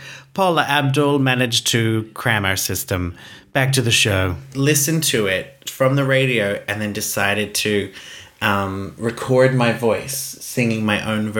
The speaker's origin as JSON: {"language": "English", "country": "Iceland", "tie": "born or raised there", "said": "No, I grew up in Gardaway. We owned the radio station."}